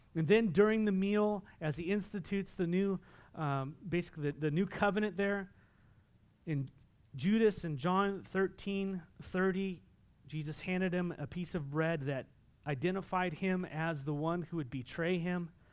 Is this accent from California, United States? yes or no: yes; Southern California, United States; moved away; I'm from Southern California